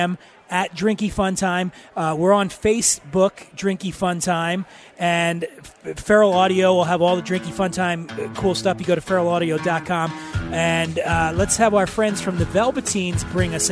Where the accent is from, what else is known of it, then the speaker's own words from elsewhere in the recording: Philadelphia, Pennsylvania, United States; I'm from Philly